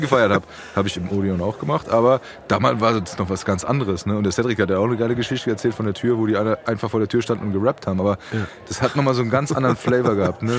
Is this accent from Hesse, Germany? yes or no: yes; Frankfurt, Hesse, Germany; wir sind ja Frankfurter